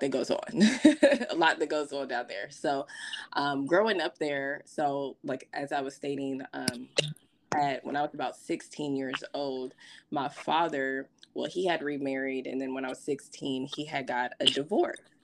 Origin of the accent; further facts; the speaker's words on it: Las Vegas, Nevada, United States; also born or lived in Louisville, Kentucky; originally, I'm from Louisville. My father had, um, after the my parents divorced, my father had moved to Vegas. So me and my siblings, um, back in like 96 i was about eight years old we have moved to las vegas to live with my father